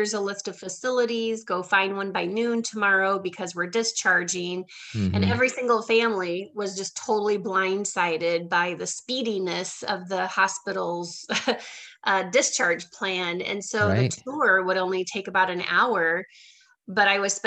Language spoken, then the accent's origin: English; Iowa, United States; moved away as an adult; also born or lived in Milwaukee, Wisconsin; now in Southwest Florida, United States; I'm actually from Iowa, but I built my business in the Milwaukee, Wisconsin market. And then about 4 years ago, I moved here to Southwest Florida